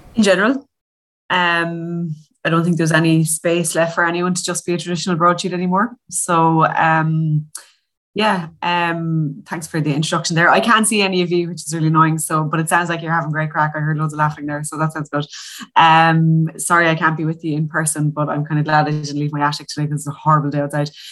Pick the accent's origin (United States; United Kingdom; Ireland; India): Ireland; Limerick, Munster; I'm from Limerick